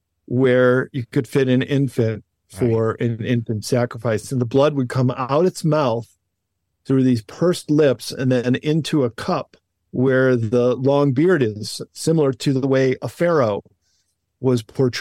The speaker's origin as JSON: {"language": "English", "region": "Midwest", "country": "United States", "said": "And being a Midwesterner, I got out and drove out there and checked it all out."}